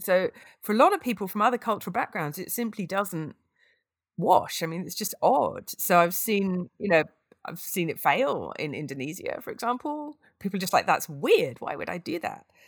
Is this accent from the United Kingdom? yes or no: yes; United Kingdom; I'm British